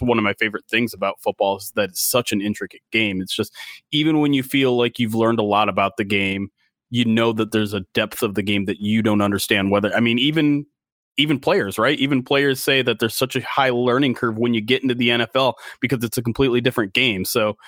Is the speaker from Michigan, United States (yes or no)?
yes; Detroit, Michigan, United States; Well, I'm a local guy. I grew up in Metro Detroit. Grew up a Lions fan from the get go.